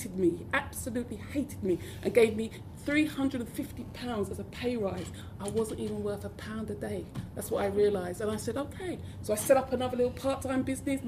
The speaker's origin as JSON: {"language": "English", "region": "London", "country": "United Kingdom", "tie": "born or raised there", "said": "I didn't speak posh enough because I was from South London"}